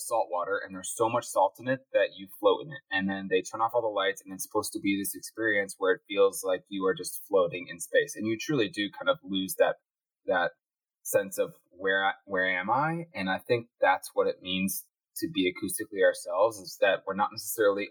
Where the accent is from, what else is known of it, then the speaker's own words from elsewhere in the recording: Chicago, Illinois, United States; I grew up in Midwest Chicago, suburban Chicagoland